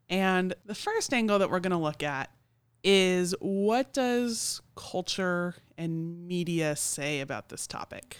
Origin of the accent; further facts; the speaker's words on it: Oklahoma City, Oklahoma, United States; now in Morganton, United States; I'm from Oklahoma City